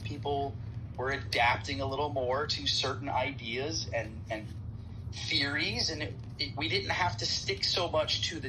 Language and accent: English; United States; moved away as an adult; now in Toronto, Canada; my home country